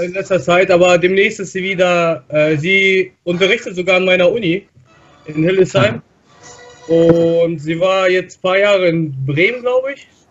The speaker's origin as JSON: {"language": "German", "town": "Chelyabinsk", "region": "Chelyabinsk Oblast", "country": "Russia", "tie": "born or raised there", "moved": "yes", "lives_now": "Germany", "said": "ich war in meiner Heimatstadt in Chelyabinsk"}